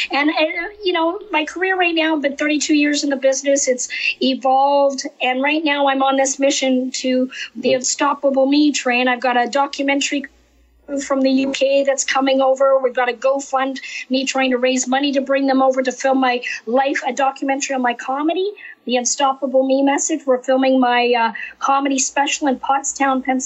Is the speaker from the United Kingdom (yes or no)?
no; Canada; moved away; I'm actually originally from Canada